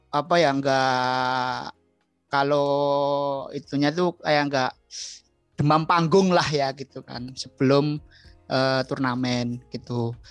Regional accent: Bantul, Special Region of Yogyakarta, Indonesia; born there; Lahir di Bantul ya

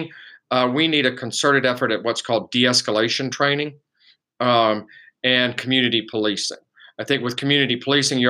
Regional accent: South Gwinnett, Georgia, United States; also born or lived in Decatur, Georgia; I was born here, I was born in Decatur, actually, and raised in South Gwinnett

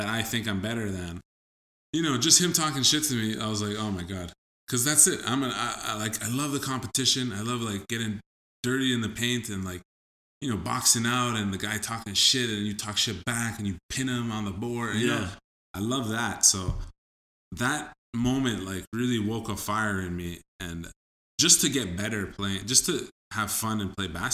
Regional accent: Peru; now in Canada; I don't look Peruvian, but I told him, you know, like, oh, I'm from Peru as well

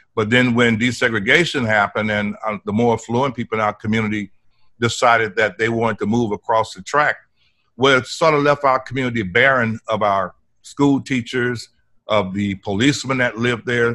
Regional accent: Port Arthur, Texas, United States; moved away as an adult; also born or lived in California; I was born and raised here in Port Arthur

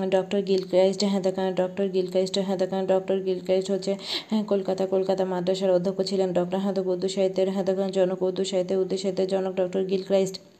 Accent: Bangladesh; আমাদের দেশে

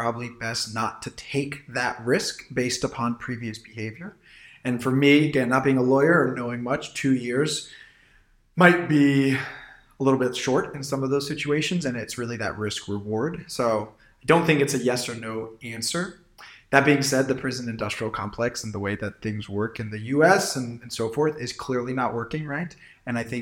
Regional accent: Silicon Valley, California, United States; I'm from Silicon Valley

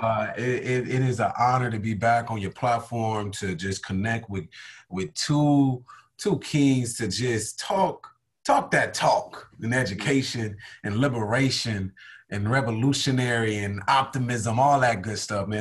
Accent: Compton, California, United States; I'm born and raised from Compton, California

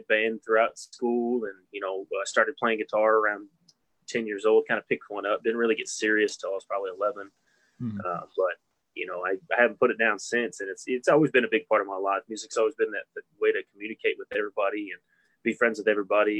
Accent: Hobbs, New Mexico, United States; also born or lived in Lubbock, Texas; born and raised. Been here my whole

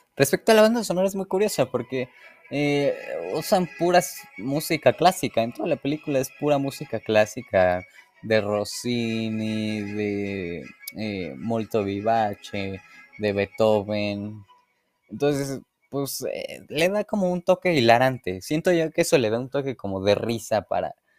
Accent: Mexico

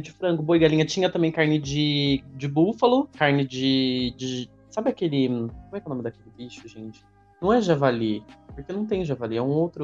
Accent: Brazil; eu sou brasileiro

